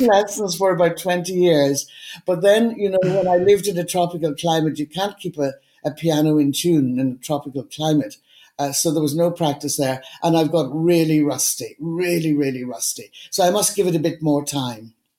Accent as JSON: {"language": "English", "area": "Donegal", "region": "Ulster", "country": "Ireland", "also_born_or_lived": "Dublin / India", "moved": "yes", "lives_now": "Cork, Ireland", "said": "I'm from Donegal"}